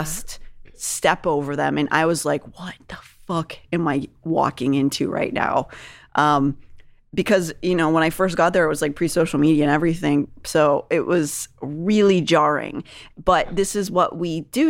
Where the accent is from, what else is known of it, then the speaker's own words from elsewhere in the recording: Pittsburgh, Pennsylvania, United States; moved away; also born or lived in New York; When I was growing up in Pittsburgh